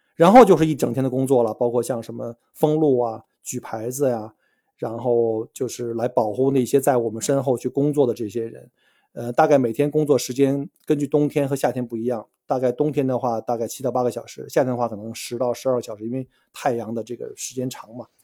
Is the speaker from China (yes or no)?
yes; China; now in Australia; 像我们中国人，或者说东亚人吧，我们来自于这个高竞争的国家